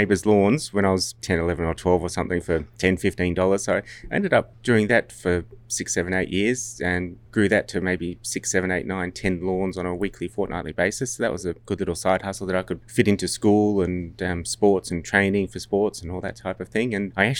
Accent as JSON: {"language": "English", "town": "Sydney", "region": "New South Wales", "country": "Australia", "tie": "born or raised there", "also_born_or_lived": "New Zealand", "said": "I was born in the North Shore of Sydney and actually went to school there. And school was the beautiful Barker College up in Hornsby."}